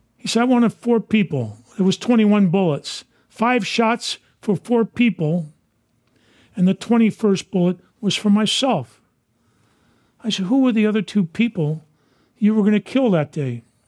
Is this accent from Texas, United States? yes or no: no; San Francisco, California, United States; Dan White and I grew up in Portland Playground